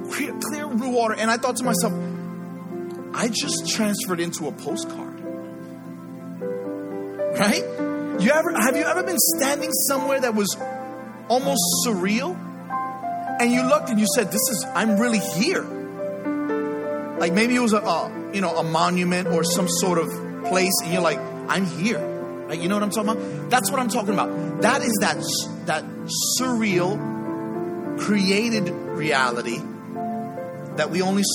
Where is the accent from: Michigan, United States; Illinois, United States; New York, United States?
New York, United States; New York City; I grew up in the Bronx.